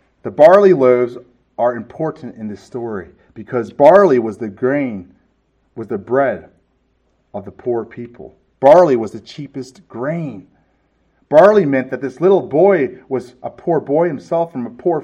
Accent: California, United States; moved away; I'm from California

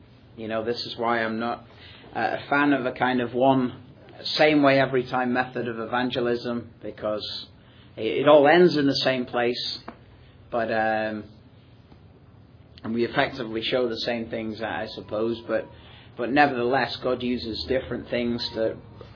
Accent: Manchester, North West England, United Kingdom; I'm from Manchester in England, which is a large multicultural city.

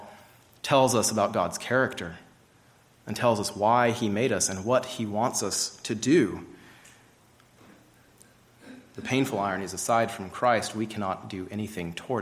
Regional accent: Georgia, United States; I grew up in Georgia, hiking along the Appalachian Trail fairly often

